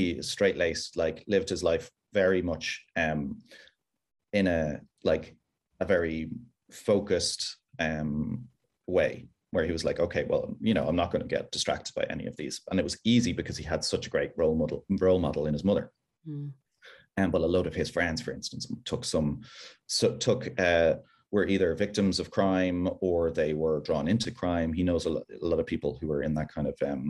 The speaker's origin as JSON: {"language": "English", "country": "Ireland", "moved": "yes", "lives_now": "United Kingdom"}